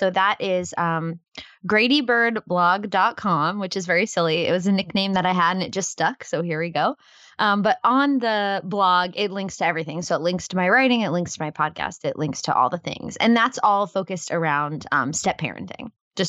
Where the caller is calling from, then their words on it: New Hampshire, United States; New Hampshire.